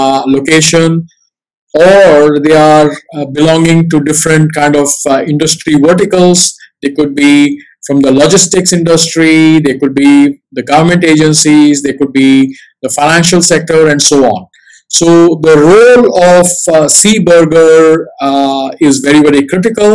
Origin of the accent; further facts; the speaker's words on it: Singapore; I'm a Singaporean